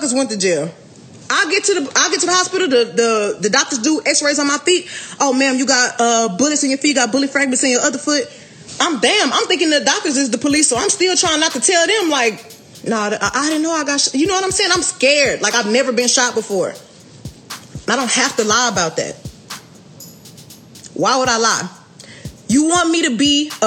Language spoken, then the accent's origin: English; Houston, Texas, United States